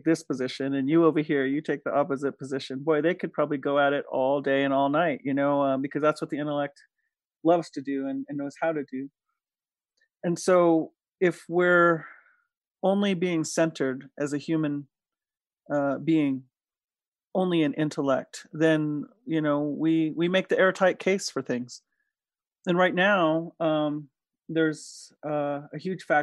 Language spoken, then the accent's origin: English; Diné Nation, Navajo Nation, United States; now in Taos, United States; I come from Diné Nation. As my daughter says, people know us incorrectly as Navajo